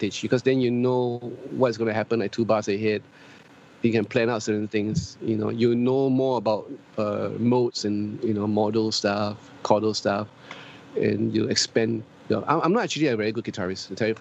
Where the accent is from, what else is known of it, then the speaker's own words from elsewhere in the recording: Singapore; I'm Singaporean Chinese, but I'm still proud to be a Chinese.